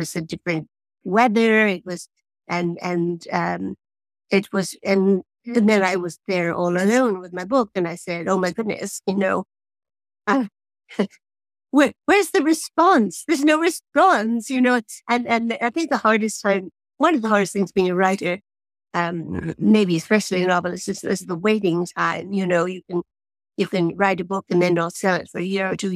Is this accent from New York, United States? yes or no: yes; New York City, New York, United States; I was born in New York City and I've lived in the same apartment for 50 years